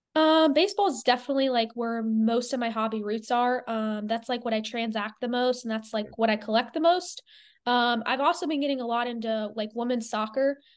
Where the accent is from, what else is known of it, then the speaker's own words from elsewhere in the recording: Clearwater, Florida, United States; I grew up in Clearwater, Florida